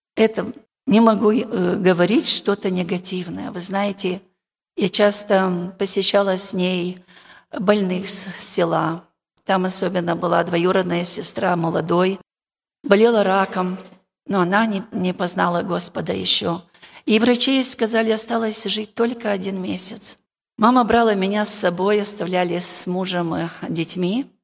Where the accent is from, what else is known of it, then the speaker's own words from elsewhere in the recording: Moldova; Я сама молдаванка с Молдовы